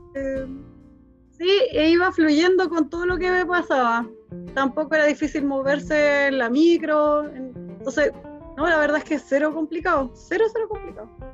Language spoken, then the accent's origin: Spanish; Chile; moved away as an adult; also born or lived in Germany